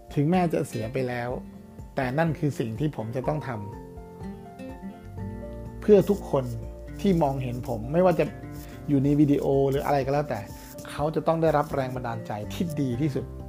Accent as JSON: {"language": "Thai", "region": "Uttaradit", "country": "Thailand", "tie": "born or raised there", "said": "ผมเกิดที่ต่างอยู่ที่ต่างจังหวัดนะครับเป็นคนอุตรดิตถ์นะครับ แล้วก็ในหมู่บ้านก็จะมีเด็กๆมาเล่นเวลาไปโรงเรียน"}